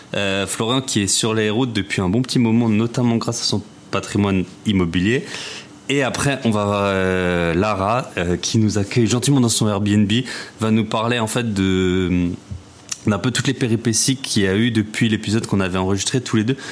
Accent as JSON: {"language": "French", "area": "Alsace", "region": "Grand Est", "country": "France", "said": "je suis alsacien"}